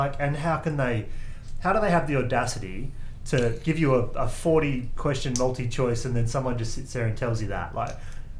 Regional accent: Western Australia, Australia

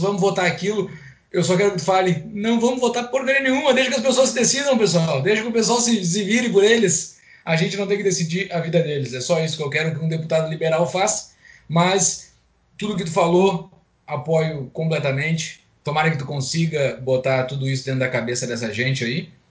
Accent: Rio Grande do Sul, Brazil; moved away as an adult; also born or lived in Porto Alegre; now in Brasília, Brazil; como gaúcho que sou, nasci aí

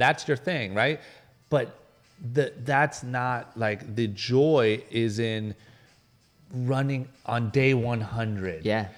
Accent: Akron, Ohio, United States; moved away as an adult; now in Los Angeles, United States; a guy from Akron, Ohio, like middle of nowhere, skipped college, moved

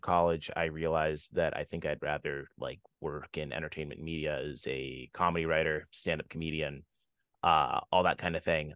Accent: Houston, Texas, United States; moved away as an adult; now in New York City, United States; I grew up in Houston, Texas

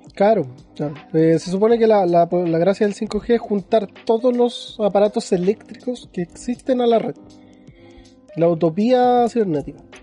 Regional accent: Chile; el chileno

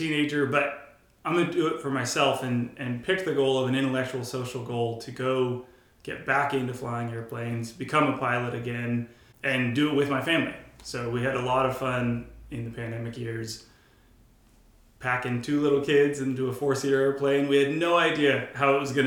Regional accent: Bay Area, California, United States; I grew up here in the Bay Area, going to church

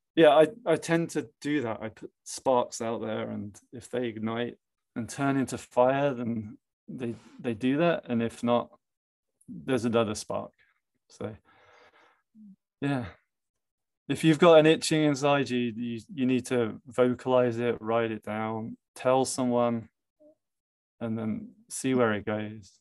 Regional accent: England, United Kingdom; moved away; I'm from England, so a lot of family are abroad

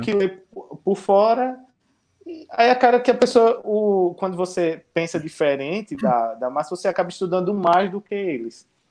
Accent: Pernambuco, Brazil; also born or lived in Garanhuns; now in Maceió, Brazil; Mas eu sou pernambucano. Sou pernambucano, hum. interior.

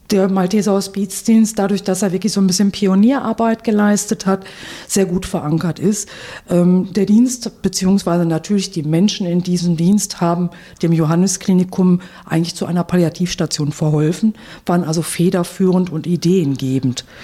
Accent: Oberhausen, North Rhine-Westphalia, Germany; born there; now in Wuppertal, Germany; Ja, also ich bin eine gebürtige Oberhausenerin, wohne jetzt in Wuppertal und arbeite in Dortmund.

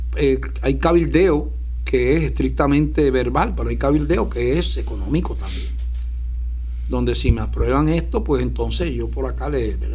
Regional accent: Puerto Rico; Puerto Rico, para los que no ven otros países, está, pertenece a Estados Unidos, no somos ciudadanos americanos de nacimiento desde hace más de un siglo

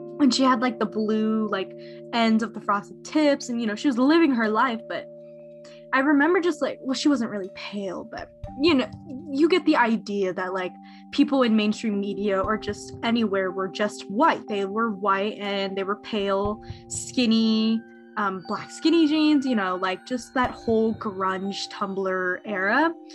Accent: Bay Area, California, United States; I'm from the Bay Area

